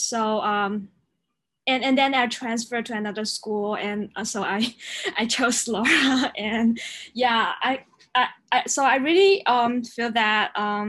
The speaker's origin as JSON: {"language": "English", "region": "Guangdong", "country": "China", "said": "I am from Guangdong province in China, my parents are from Hunan province."}